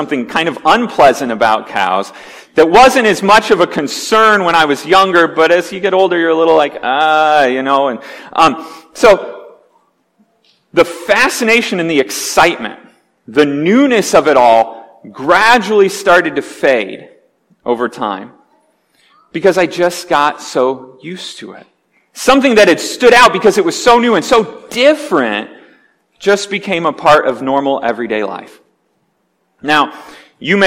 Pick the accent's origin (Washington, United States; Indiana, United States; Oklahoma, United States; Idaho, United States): Indiana, United States; Wabash; also born or lived in Dearborn Heights, Michigan; When I was 7 years old, we moved out of suburban Detroit area to rural Indiana